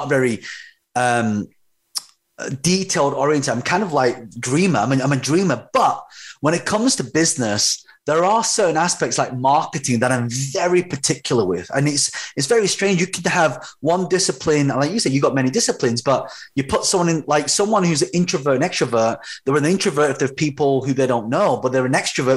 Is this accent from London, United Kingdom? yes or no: yes; London, United Kingdom; I was actually, so I'm a British-born Chinese, but my parents are from Hong Kong